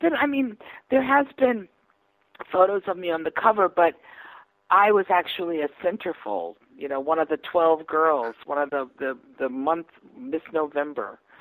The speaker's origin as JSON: {"language": "English", "region": "the South", "country": "United States", "also_born_or_lived": "New York", "moved": "yes", "lives_now": "Nashville, United States", "said": "I'm from the South."}